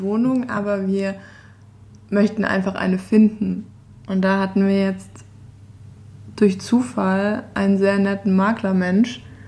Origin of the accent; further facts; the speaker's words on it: Stuttgart, Baden-Württemberg, Germany; moved away as an adult; also born or lived in Innsbruck, Austria; in Stuttgart, meine Heimat